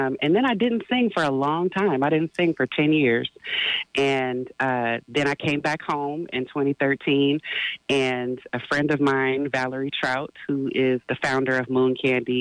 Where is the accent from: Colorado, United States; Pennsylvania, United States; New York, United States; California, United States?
California, United States; Oakland; I'm an Oakland native. Grew up in West Oakland in the Lower Bottoms